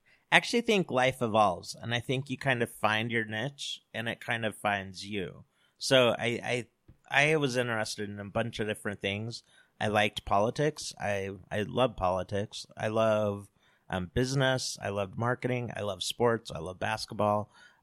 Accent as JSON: {"language": "English", "town": "American Fork", "region": "Utah", "country": "United States", "tie": "born or raised there", "said": "I grew up in American Fork."}